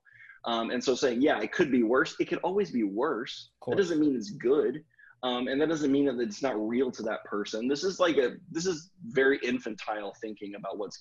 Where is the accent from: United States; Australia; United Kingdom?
United States; the South; I grew up in the South